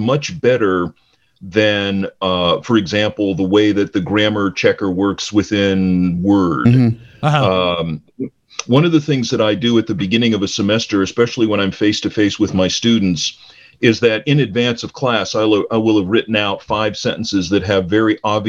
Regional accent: Cleveland, Ohio, United States; I grew up in Cleveland, in the Cleveland area

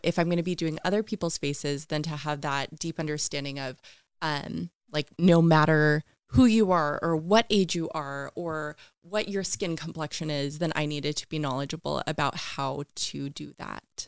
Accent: West Richland, Washington, United States; I grew up in Eastern Washington in West Richland, um, actually in a trailer park area.

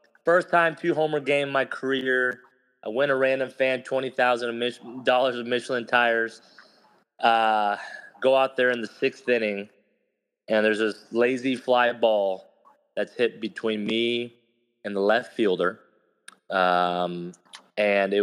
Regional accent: Kansas City, Missouri, United States; in Kansas City, in my hometown, you know, 15 minutes from my house

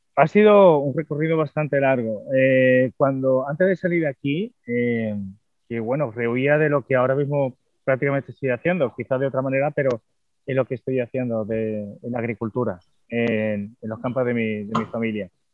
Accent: Cádiz, Andalusia, Spain; moved away; cuando volví aquí de nuevo a mi tierra

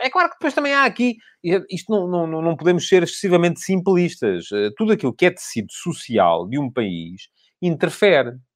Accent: Portugal; É o clube da minha terra. É o clube do qual eu sou sempre adepto. Porque quando era miúdo era... foi lá que eu cresci

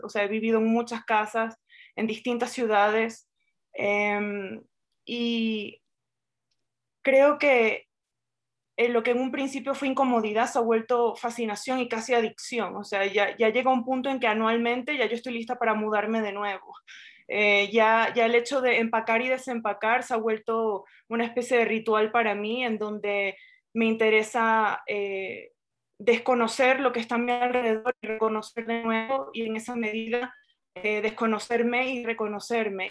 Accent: Venezuela; nosotros como venezolanos

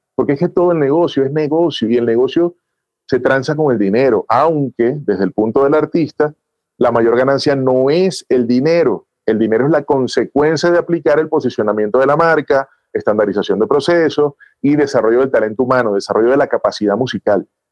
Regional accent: Venezuela; now in Bogotá, Colombia; yo soy venezolano también

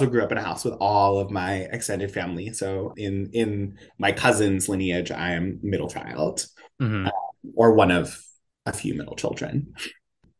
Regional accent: Poughkeepsie, New York, United States; moved away as an adult; also born or lived in Baltimore; now in New York City, United States; I'm from Poughkeepsie. And it's like this, like, small, it's a small city, suburbs, you know. I come from a big, like, big backyard, from a house of, I grew up in a house of 14 people

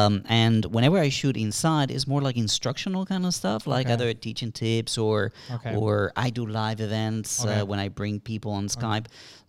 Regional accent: Colombia; moved away; We in Colombia, we had a similar situation.

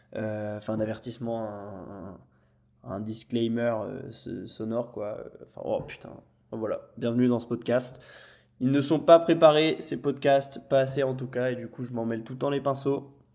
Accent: Lille, Hauts-de-France, France; moved away as an adult; now in Nice, France; je suis parti de ma maison à Lille avec mes parents pour vivre tout seul à Nice

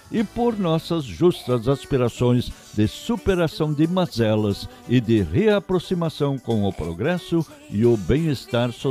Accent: South Region, Brazil; Wir sind aus Südbrasilien, nós somos do sul do Brasil.

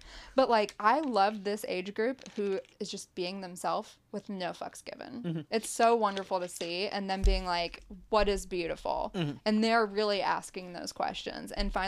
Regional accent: Appalachia, United States; And I think for like, growing up in Appalachia, like constantly trying to overcome all the stereotypes, or people will be like, you're so lucky you got out.

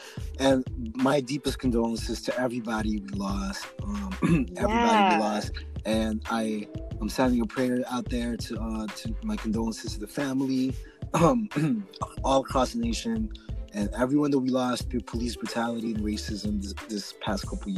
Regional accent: Southern California, United States; me growing up in Sabin Cali

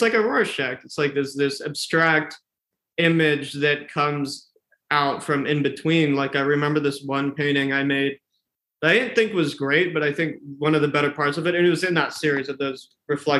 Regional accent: Texas, United States; also born or lived in San Antonio, Texas; now in Chicago, United States; I grew up in Texas for a while

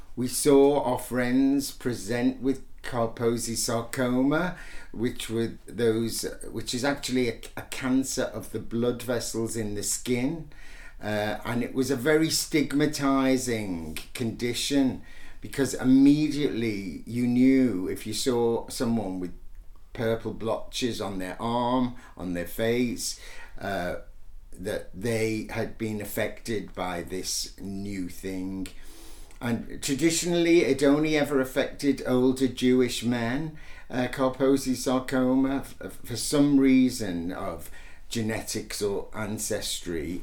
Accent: Liverpool, North West England, United Kingdom; we were born a day apart in Liverpool

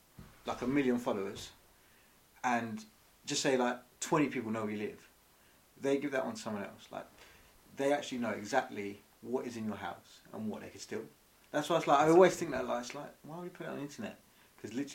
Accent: Croydon, London, United Kingdom; moved away; I'm from Croydon

